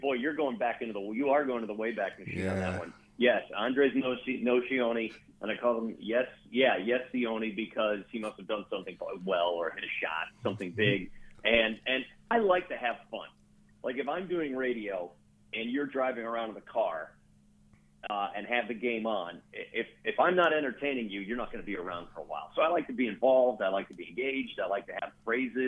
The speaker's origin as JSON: {"language": "English", "region": "Midwest", "country": "United States", "tie": "born or raised there", "also_born_or_lived": "Houston", "moved": "yes", "said": "grew up in the Midwest."}